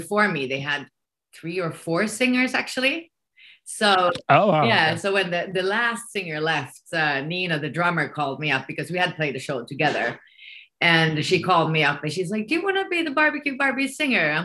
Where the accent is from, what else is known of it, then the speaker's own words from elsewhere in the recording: Finland; accent: Finnish English; first language Swedish; English is a second language; Swedish is my first language. Yeah, I'm Finnish-Swedish.